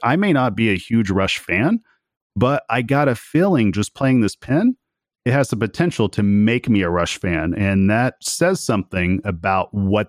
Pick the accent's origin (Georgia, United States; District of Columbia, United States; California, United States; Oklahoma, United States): Oklahoma, United States; I'm from Oklahoma.